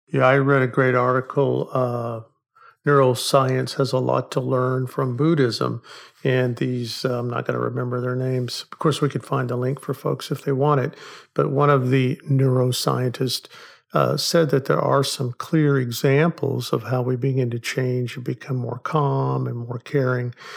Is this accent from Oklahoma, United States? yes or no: yes; Oklahoma, United States; I grew up in Oklahoma